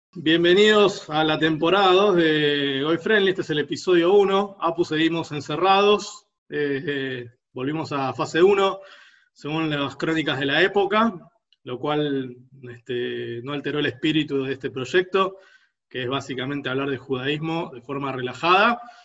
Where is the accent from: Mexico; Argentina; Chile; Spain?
Argentina; Buenos Aires; los porteños